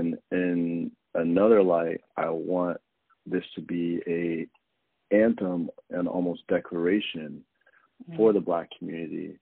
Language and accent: English; Arizona, United States; now in Brooklyn, United States; I'm based in Brooklyn, but I'm originally from Arizona